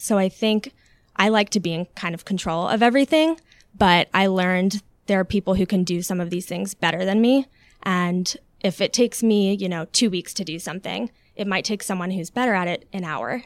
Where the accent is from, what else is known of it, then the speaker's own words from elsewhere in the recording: Alpharetta, Georgia, United States; also born or lived in Long Island, New York / Florida / Buckhead, Atlanta; when I was three, we moved there and grew up there